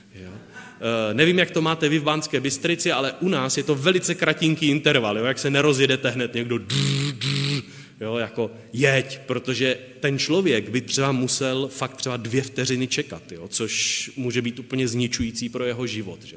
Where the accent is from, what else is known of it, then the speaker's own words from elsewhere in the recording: Moravia, Czechia; u nás na Moravě